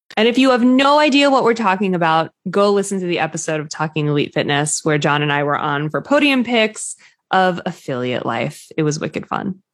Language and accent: English; New England, United States; I'm obviously from New England